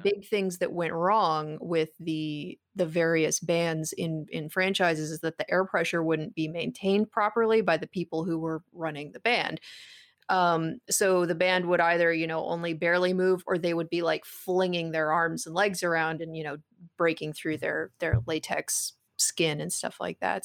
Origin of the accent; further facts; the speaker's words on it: West Coast, United States; I grew up on the West Coast